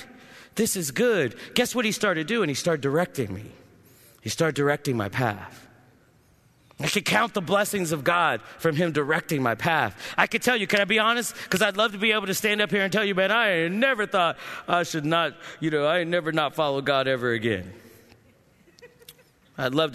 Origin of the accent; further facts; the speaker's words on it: Ohio, United States; I grew up in Ohio